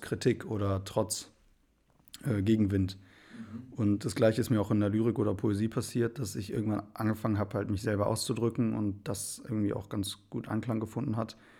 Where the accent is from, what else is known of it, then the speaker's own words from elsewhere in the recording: Remscheid, North Rhine-Westphalia, Germany; moved away as an adult; also born or lived in Wipperfürth / Bonn; geboren bin ich eigentlich in Remscheid